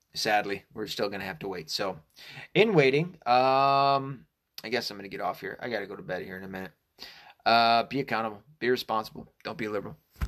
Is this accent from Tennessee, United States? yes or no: no; Arkansas, United States; I was born in Arkansas.